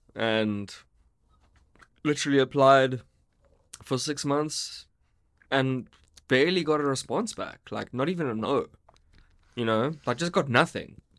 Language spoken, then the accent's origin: English; Warrington, North West England, United Kingdom; moved away; where I grew up in Warrington